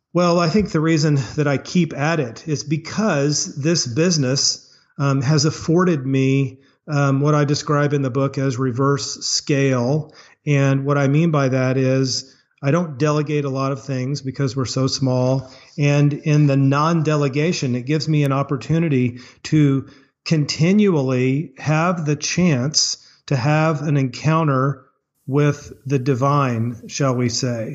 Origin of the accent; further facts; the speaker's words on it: Springfield, Missouri, United States; Springfield, Missouri, which is my hometown